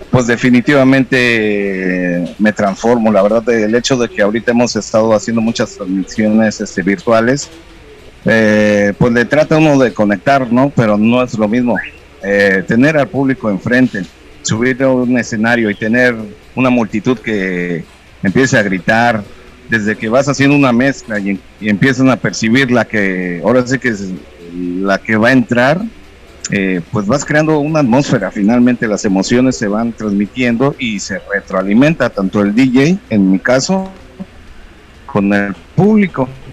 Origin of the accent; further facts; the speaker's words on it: Juchitán, Oaxaca, Mexico; also born or lived in Mexico City; nací allá en 1974 en la Ciudad de México y tengo pues ya este prácticamente el resto de mi vida y crecí aquí en Juchitán, Oaxaca